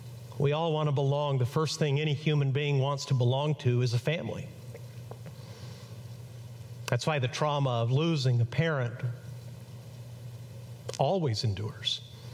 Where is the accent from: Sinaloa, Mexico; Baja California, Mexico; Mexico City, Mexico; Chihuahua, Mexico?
Chihuahua, Mexico; now in United States; I grew up in Mexico. I was born on this side of the border, an American citizen, but raised in on the other side of the border, 240 miles south of El Paso in Chihuahua, Mexico.